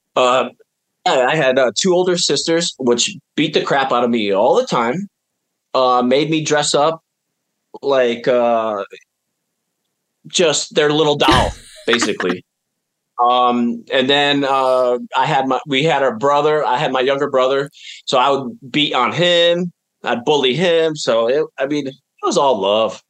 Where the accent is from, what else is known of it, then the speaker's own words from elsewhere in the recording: upstate New York, United States; we lived on top of a mountain in upstate New York